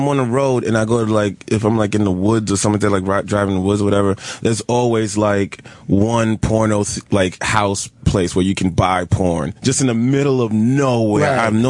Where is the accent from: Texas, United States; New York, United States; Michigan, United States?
New York, United States; I'm from New York